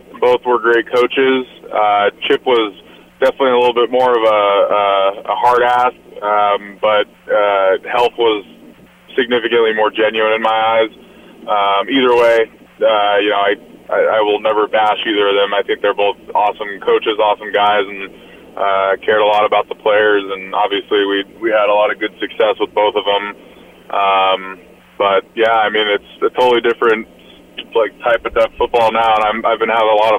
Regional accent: Vancouver, Washington, United States; Tyler and I grew up together in Vancouver, Washington

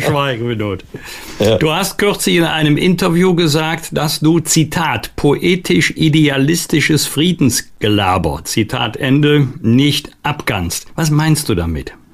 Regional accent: Bergisch Gladbach, North Rhine-Westphalia, Germany; in meiner Heimatstadt Bergisch Gladbach auch, beides im rheinisch-bergischen Kreis gelegen

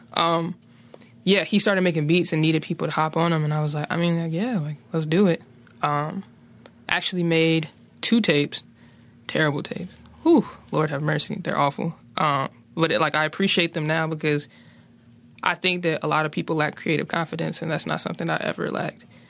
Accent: Charlotte, North Carolina, United States; moved away; also born or lived in West Philadelphia, Pennsylvania; growing up on the West Side

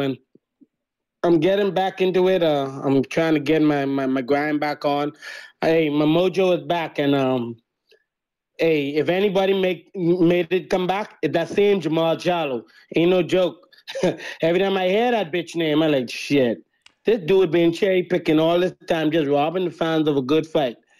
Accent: Bahamas; I'm from the Bahamas

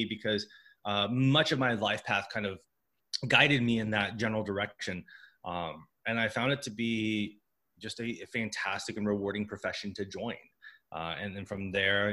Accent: San Diego, California, United States; I'm from San Diego, so I kind of just stuck around the home hub.

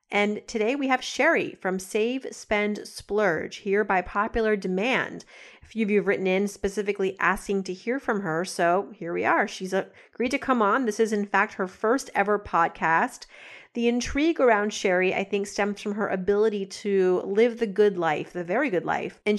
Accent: Canada

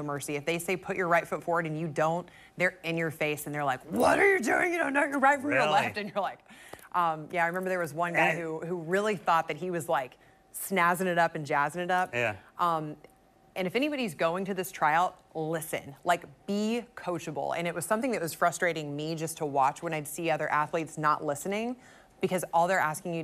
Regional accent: Rock Hill, South Carolina, United States; I was from Rock Hill

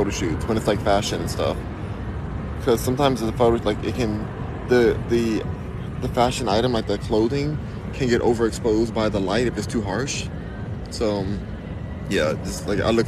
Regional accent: California, United States; I am from Cali. Born and raised

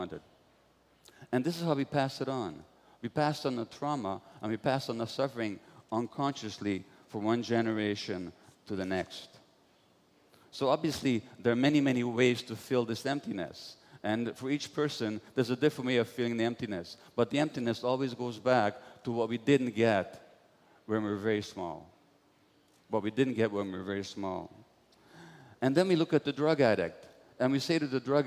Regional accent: Budapest, Hungary; born or raised there

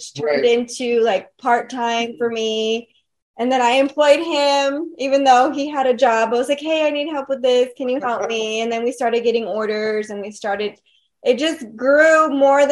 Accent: Eagle Pass, Texas, United States; also born or lived in San Antonio; I grew up in Eagle Pass.

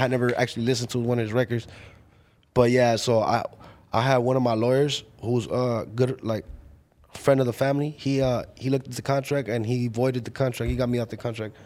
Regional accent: Paramount, California, United States; I'm from Paramount.

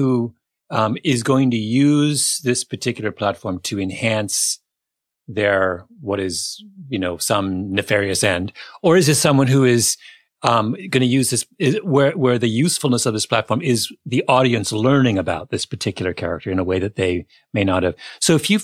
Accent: Canada; I'm Canadian

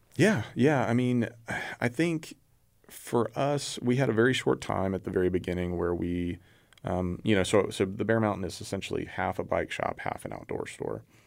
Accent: Houston, Texas, United States; moved away as an adult; now in Waco, United States; I grew up in the Houston area, came up here for, uh, for school and ended up sticking around

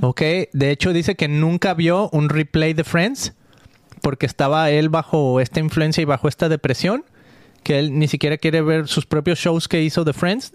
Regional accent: Mexico; soy mexicano. Mucho orgullo aquí cargando la bandera mexicana en mi corazón y en mi zarape

